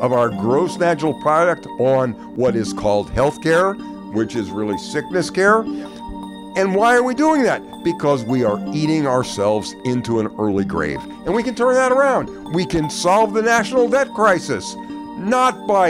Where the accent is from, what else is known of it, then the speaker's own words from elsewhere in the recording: the South, United States; I was raised in the South.